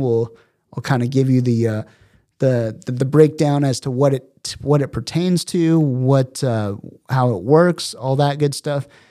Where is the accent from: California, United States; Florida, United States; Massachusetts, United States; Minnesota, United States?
California, United States; San Diego; also born or lived in Los Angeles; born and raised in San Diego